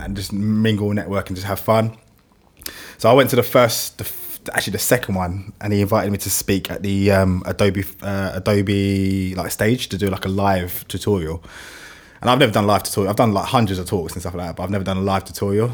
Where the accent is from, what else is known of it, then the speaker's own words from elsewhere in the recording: London, United Kingdom; accent: London; my London accent